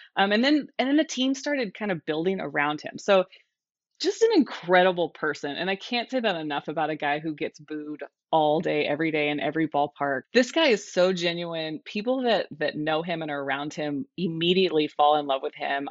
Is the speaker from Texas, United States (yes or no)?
yes; Texas, United States; I grew up there. I'm so Texan, it hurts.